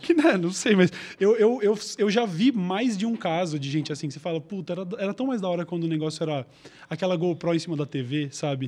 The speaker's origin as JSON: {"language": "Portuguese", "country": "Brazil", "said": "eu é sou do Brasil"}